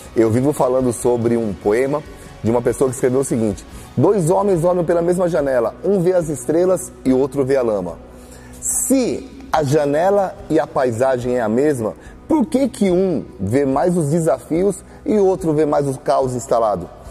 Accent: Brazil; nós, como brasileiros

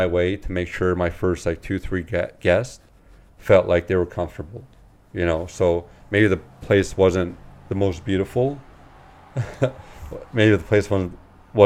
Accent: London, Ontario, Canada; I got born and raised in London.

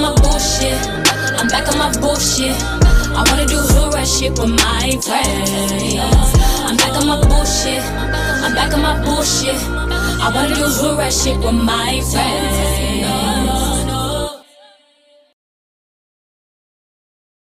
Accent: Houston, Texas, United States; I'm Houston, Texas.

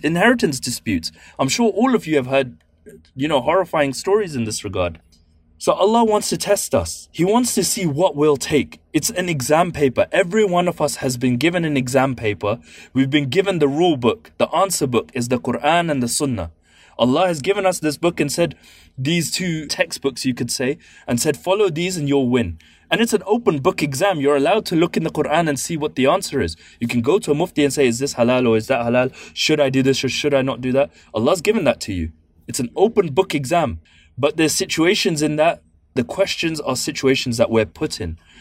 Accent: London, United Kingdom; I'm from East London

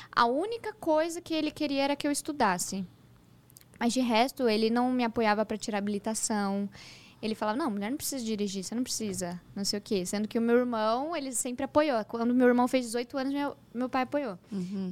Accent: Hortolândia, São Paulo, Brazil; also born or lived in São Bernardo do Campo / Sumaré / Campinas; Eu nasci em São Bernardo do Campo, mas eu cresci no interior de São Paulo, uma cidade chamada Hortolândia

